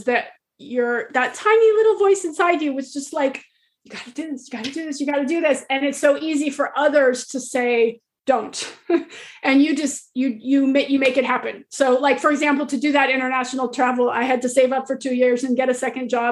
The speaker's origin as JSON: {"language": "English", "country": "United States", "tie": "born or raised there", "said": "I was born in America, I'd never left the country"}